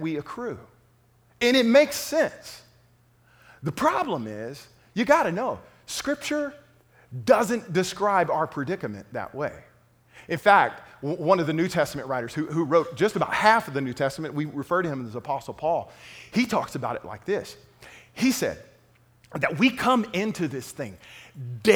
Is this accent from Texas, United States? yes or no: yes; Lufkin, Texas, United States; moved away; the Lufkin Daily News, my hometown newspaper